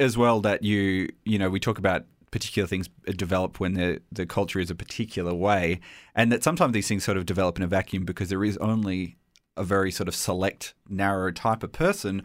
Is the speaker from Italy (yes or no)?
no; Australia; accent: Australian; my Australian accent.